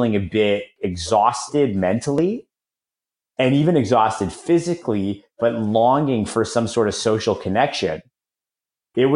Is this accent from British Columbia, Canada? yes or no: no; Toronto, Ontario, Canada; moved away as an adult; also born or lived in San Francisco / Florida; I just moved back to Toronto, my hometown